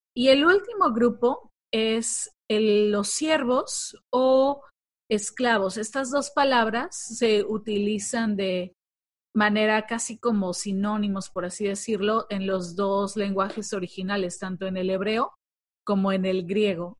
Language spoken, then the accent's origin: Spanish; Mexico; nosotras que somos de México